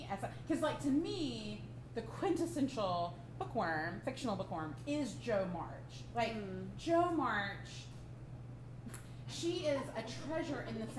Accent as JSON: {"language": "English", "region": "Alabama", "country": "United States", "said": "I'm from Alabama."}